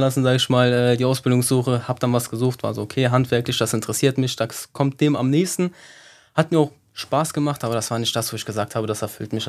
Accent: Sicily, Italy; now in Cologne, Germany; wie all die anderen Siziliener hier in Köln

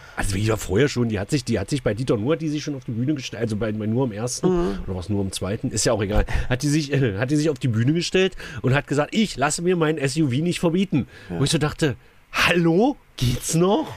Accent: Saxony-Anhalt, Germany; Bei uns in Sachsen-Anhalt, zumindest auch im Land

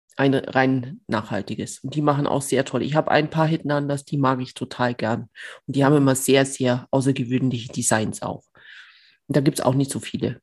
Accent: Bavaria, Germany; ich komme aus Bayern

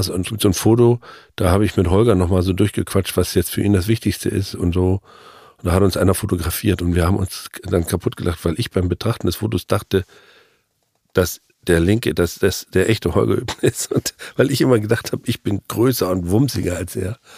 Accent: Mecklenburg-Vorpommern, Germany; Das, für mich als Mecklenburger ist es extrem schleswig-holsteinisch.

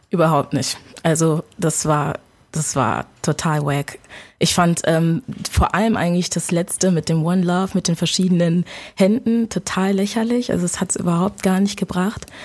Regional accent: Germany; Ähm, also meine Eltern sind aus Ghana. Ich bin äh, hier geboren in Deutschland. Ähm, schon immer hier gewesen.

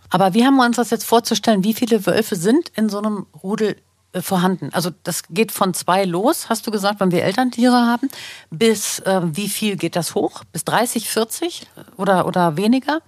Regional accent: Germany; hier bei uns in Deutschland

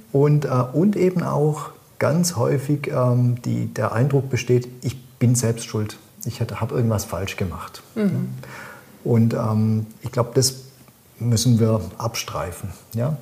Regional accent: Swabia, Germany; accent: Swabian; ich bin ja Schwabe, wie man mir un, äh, gut, gut anmerkt

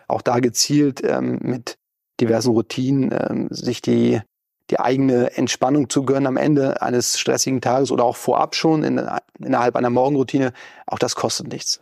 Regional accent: Lübeck, Schleswig-Holstein, Germany; now in Hamburg, Germany; ich komme ursprünglich aus Lübeck, also mehr oder weniger direkt von der Ostseeküste

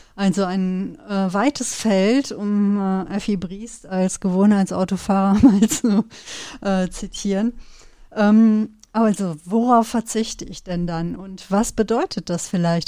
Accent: Sauerland, North Rhine-Westphalia, Germany; ich komme ja aus dem Sauerland

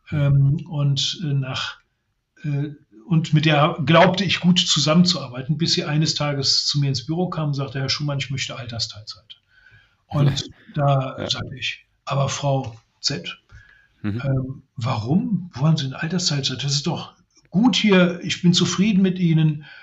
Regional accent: Brussels, Brussels-Capital Region, Belgium; Mein Vater war okay. Journalist. Ich bin in Brüssel aufgewachsen unter äh, den äh, unter Kindern, deren Eltern Diplomaten, äh, Eurokraten, Industriemanager gewesen sind.

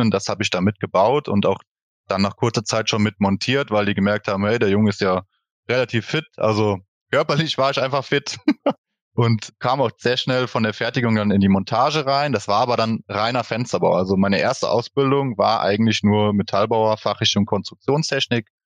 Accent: Boppard, Rhineland-Palatinate, Germany; now in Emmelshausen, Germany; Ich bin geboren in Bopper, das liegt im Hunsrück, sage ich einfach mal. Also ich komme aus dem schönen Hunsrück. Wir wohnen in Emmelshausen

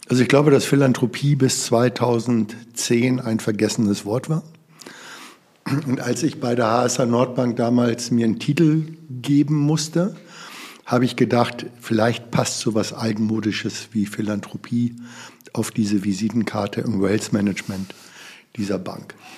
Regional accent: Germany; in unserem Land

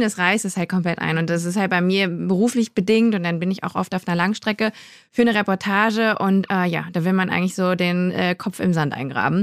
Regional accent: Düsseldorf, North Rhine-Westphalia, Germany; moved away; ich komme aus, aus Düsseldorf, aus der mhm. Nähe. Und als Kind war ich immer in so einem Gewürzladen

